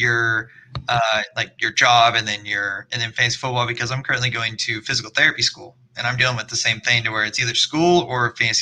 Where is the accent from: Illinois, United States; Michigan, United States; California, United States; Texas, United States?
Texas, United States; also born or lived in Austin, Texas; I've just been in Texas my whole life